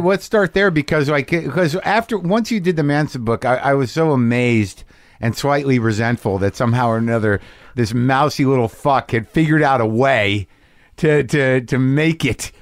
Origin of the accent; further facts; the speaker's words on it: Albuquerque, New Mexico, United States; moved away; also born or lived in New Jersey / Alaska; I've been in Albuquerque, my hometown, for a couple of days